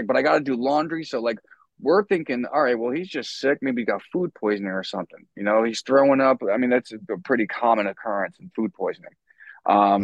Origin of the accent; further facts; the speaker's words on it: New York, United States; I kind of grew up listening to a lot of New York hardcore growing up in New York